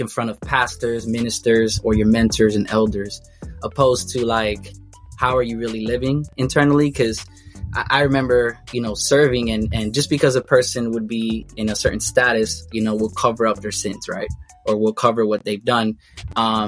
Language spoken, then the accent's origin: English; Miami, Florida, United States; I'm from Miami